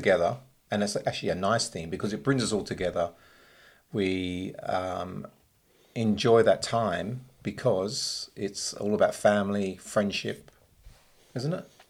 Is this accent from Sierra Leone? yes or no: no; England, United Kingdom; now in Australia; I grew up in England, and it was cold